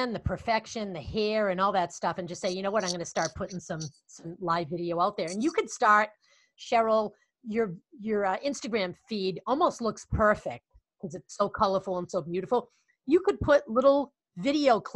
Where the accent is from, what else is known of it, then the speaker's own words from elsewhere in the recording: Boston, Massachusetts, United States; accent: Boston; my Boston accent